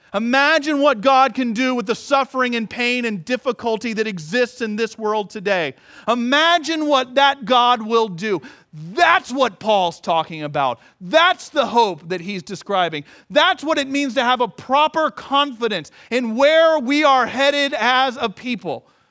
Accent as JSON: {"language": "English", "country": "United States", "said": "I'm an American"}